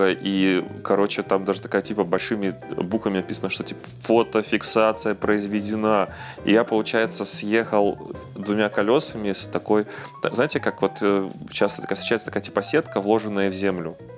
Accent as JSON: {"language": "Russian", "country": "Belarus", "said": "я этот белорус, законопослушный, я вообще стараюсь, типа, так, чтобы не позорить там часть флага белорусского"}